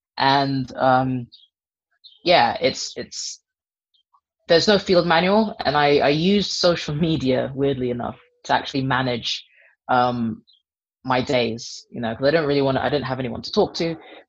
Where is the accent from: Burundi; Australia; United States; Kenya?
Kenya; moved away as an adult; now in United Kingdom; I am a Kenyan born and raised part Dutch person who moved to Kenya when she was about 15 or so, which is why I don't sound remotely Kenyan, even though I'm fully Kenyan.